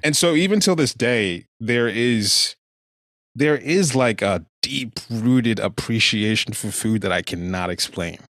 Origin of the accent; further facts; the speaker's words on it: Nigeria; now in United States; growing up in Nigeria